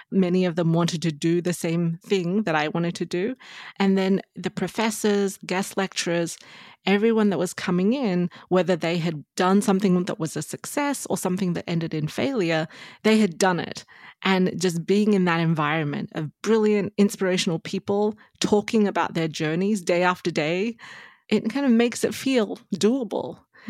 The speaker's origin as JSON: {"language": "English", "country": "Australia", "tie": "born or raised there", "moved": "as an adult", "lives_now": "United States", "said": "So I grew up in Australia, did my undergraduate degree there, did a degree in economics and marketing, and then moved to the US, you know, after working in Australia for some time."}